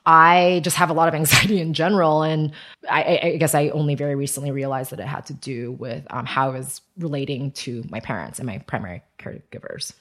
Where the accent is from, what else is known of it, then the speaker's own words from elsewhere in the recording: Taiwan; moved away; also born or lived in United States; I was born in Taiwan. My parents had me in Taiwan and then they went to grad school. And so from zero, in, in America, and so from zero to five, my grandparents raised me.